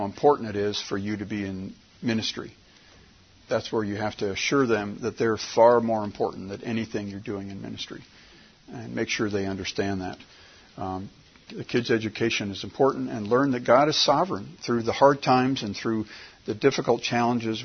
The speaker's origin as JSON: {"language": "English", "country": "United States", "said": "as an American"}